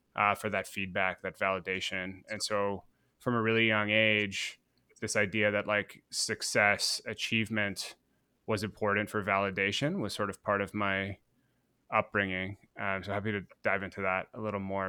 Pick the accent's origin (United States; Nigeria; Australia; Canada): Canada; Guelph, Ontario; I grew up in Guelph, hundred thousand person city outside of Toronto in Canada